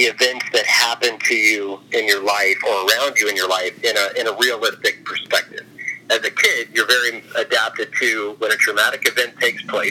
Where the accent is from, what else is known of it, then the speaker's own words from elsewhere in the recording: Orlando, Florida, United States; also born or lived in Kissimmee, Florida; I was from the Orlando area, raised by my great aunt and lived with her kids.